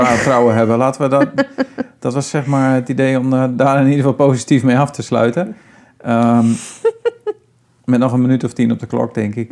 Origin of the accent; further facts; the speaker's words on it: Friesland, Netherlands; we komen beide natuurlijk uit Friesland